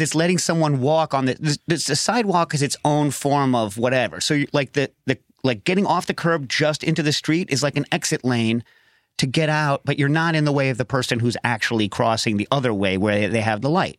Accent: Westchester, New York, United States; I grew up around Westchester

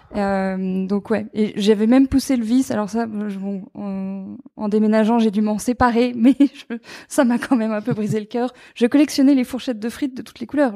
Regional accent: Normandy, France; j'ai grandi donc en Normandie au bord de la mer

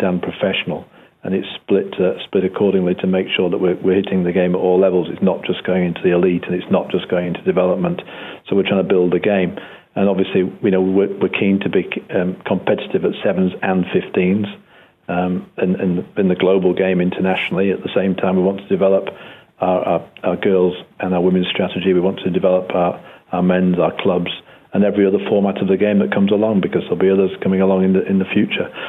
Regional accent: Yorkshire and the Humber, United Kingdom; moved away; also born or lived in America; we came from Yorkshire in those under-16s days

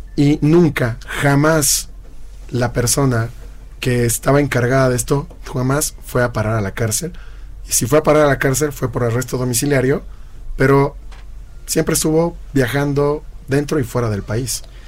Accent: Bolivia; moved away as an adult; now in Mexico; somos muchos bolivianos que estamos aquí en México. Yo llevo más de 14 años acá, soy mexicano naturalizado

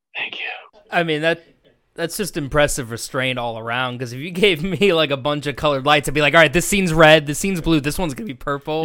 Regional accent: Coral Springs, Florida, United States; I'm actually from Coral Springs.

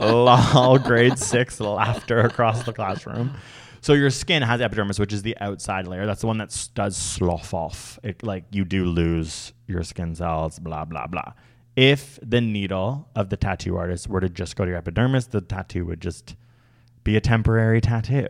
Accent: Canada; I'm Canadian

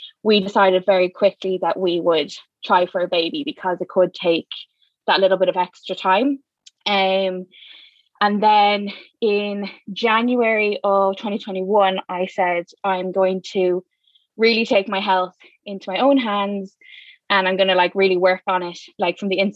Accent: Dublin, Leinster, Ireland; I am from South County, Dublin, born and raised, live here still

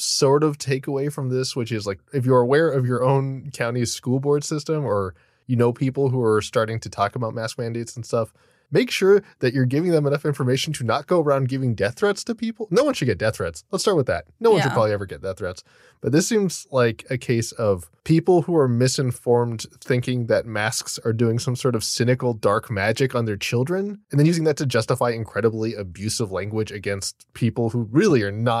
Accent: Florida, United States; My hometown.

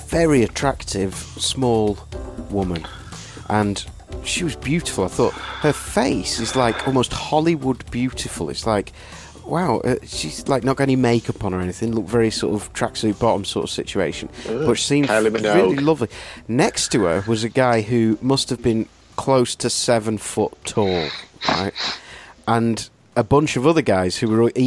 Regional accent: Wales, United Kingdom; the Welshman that I am

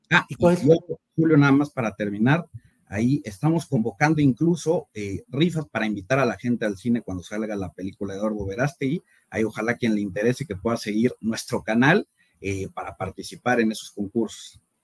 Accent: Mexico City, Mexico; Yo soy de la Ciudad de México, tengo 29 años

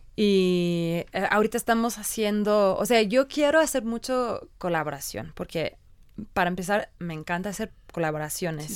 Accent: England, United Kingdom; born or raised there; Spanish is a second language; also born or lived in Ireland

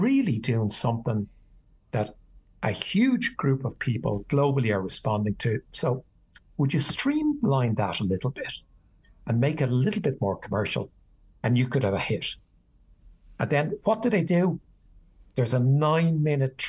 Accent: Ireland; I grew up at a time where traditional Irish music

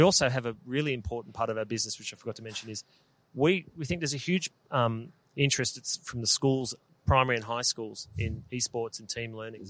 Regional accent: Melbourne, Victoria, Australia; we're from Melbourne, so we. Yeah, proud Melburnians

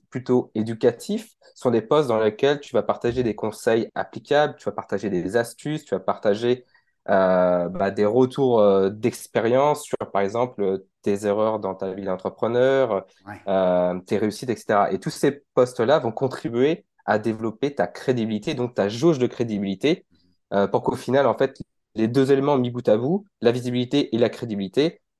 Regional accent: France; C'est ça, je viens de la France

